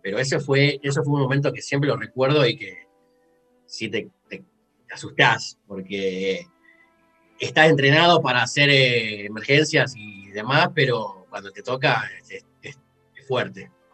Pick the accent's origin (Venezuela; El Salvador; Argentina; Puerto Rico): Argentina; Rosario, Santa Fe; moved away as an adult; also born or lived in Mexico / Canada; now in Edmonton, Canada; yo soy de Rosario